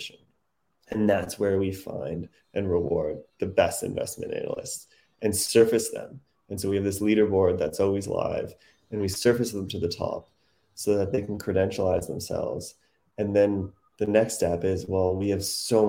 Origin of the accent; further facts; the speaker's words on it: Canada; moved away as an adult; now in New York, United States; I'm Canadian, and I moved to New York in 2008